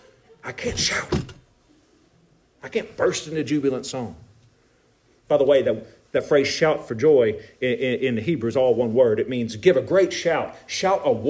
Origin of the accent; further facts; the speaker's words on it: United States; we are Americans